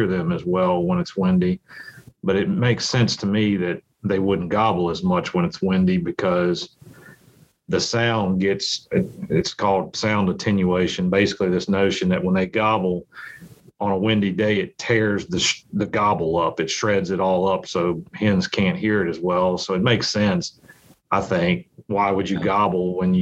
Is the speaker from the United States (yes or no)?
yes; Virginia, United States; I grew up in Virginia